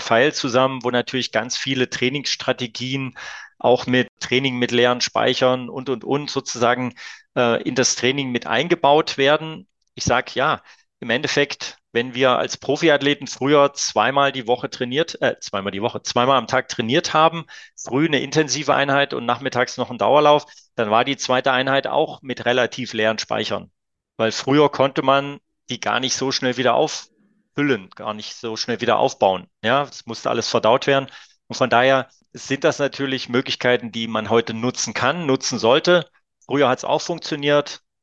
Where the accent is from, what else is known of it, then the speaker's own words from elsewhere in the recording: Leipzig, Saxony, Germany; als kleines Kind auf der Kinder- und Jugendsportschule damals noch in Leipzig äh, gelernt